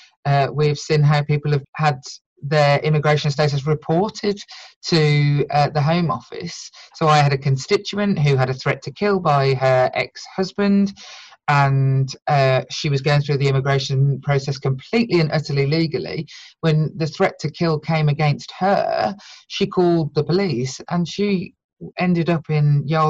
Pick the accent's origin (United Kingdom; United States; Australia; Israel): United Kingdom; a British-born white woman who speaks English